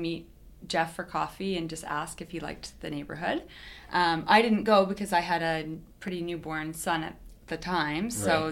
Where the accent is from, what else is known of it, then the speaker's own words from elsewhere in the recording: Kelowna, British Columbia, Canada; now in Vernon, Canada; I'm originally from Kelowna.